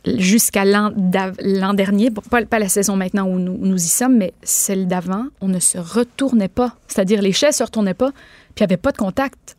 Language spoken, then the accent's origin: French; Quebec, Canada; chez nous au Québec, on va avoir un peu plus de misère à dire à quelqu'un tu' t'es pas bon